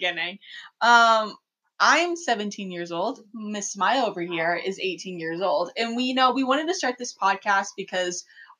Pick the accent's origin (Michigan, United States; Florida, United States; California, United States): California, United States; I'm just an only child. I grew up in California.